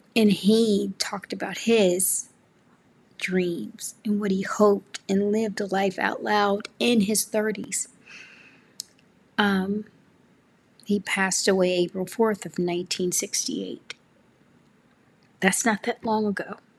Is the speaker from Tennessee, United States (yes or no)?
yes; Memphis, Tennessee, United States; moved away as an adult; now in California, United States; I grew up in Memphis, Tennessee